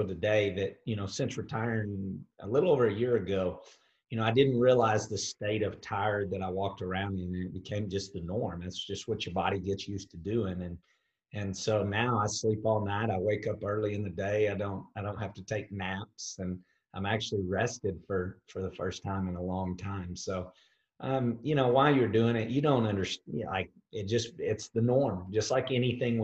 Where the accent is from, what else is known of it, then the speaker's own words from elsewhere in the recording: Dallas, Texas, United States; I'm from the United States, but in Texas in particular, in the Dallas area of Texas. So, you know, that's where I call home.